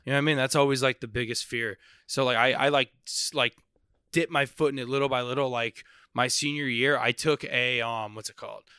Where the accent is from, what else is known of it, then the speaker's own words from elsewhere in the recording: Palm Beach, Boca Raton area, South Florida, United States; moved away as an adult; now in Orlando, United States; I grew up in South Florida